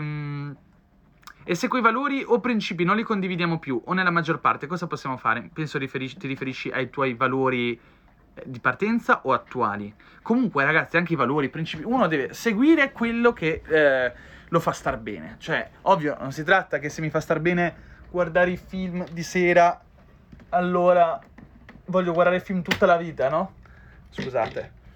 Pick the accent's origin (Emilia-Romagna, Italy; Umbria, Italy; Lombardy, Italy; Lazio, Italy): Emilia-Romagna, Italy; Ferrara; moved away; Sarei di Ferrara, però non ci sto da tanto tempo